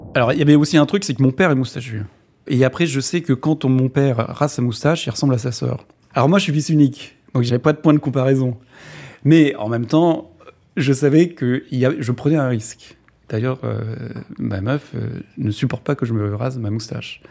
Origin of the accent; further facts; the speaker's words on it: Tours, Centre-Val de Loire, France; moved away as an adult; Je suis né à Tours, dans un HLM.